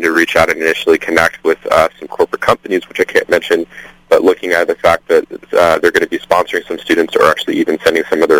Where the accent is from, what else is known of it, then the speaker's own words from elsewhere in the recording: Seattle, Washington, United States; I'm actually from Seattle, Washington, up here with the University of Washington